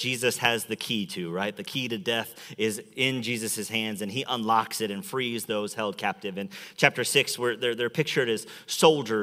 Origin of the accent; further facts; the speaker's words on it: Chicago, Illinois, United States; now in Metro Detroit, United States; I'm from Chicago